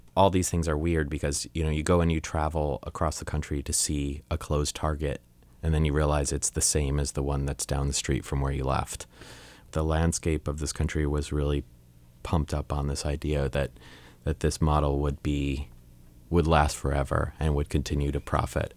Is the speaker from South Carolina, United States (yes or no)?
no; Long Island, New York, United States; I grew up in Long Island, New York